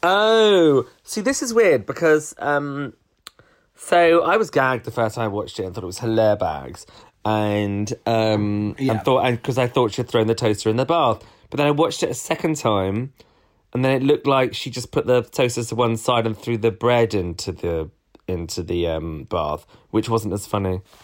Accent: United Kingdom; also born or lived in London; us Brits

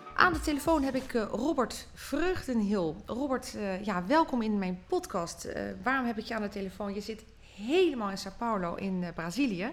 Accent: Netherlands; zijn we natuurlijk heel sterk in als Nederlanders zijnde

